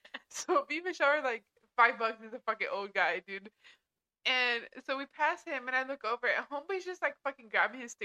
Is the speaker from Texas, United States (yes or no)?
yes; Texas, United States; moved away; I'm from Texas